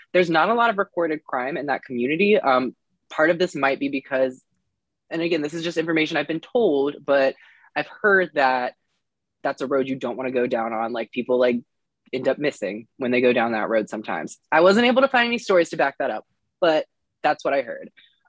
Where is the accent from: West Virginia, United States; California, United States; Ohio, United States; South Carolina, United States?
West Virginia, United States; I am not from Southwest Virginia. I am from Southern Western Virginia.